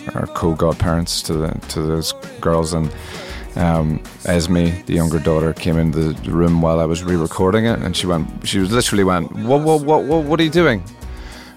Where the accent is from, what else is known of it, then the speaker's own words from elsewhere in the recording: Northern Ireland, United Kingdom; I grew up in Northern Ireland, and Northern Ireland was an extraordinarily closed community at that time